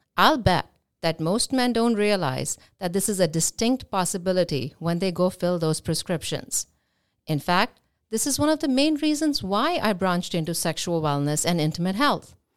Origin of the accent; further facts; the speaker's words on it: India; now in Boca Raton, United States; I am Indian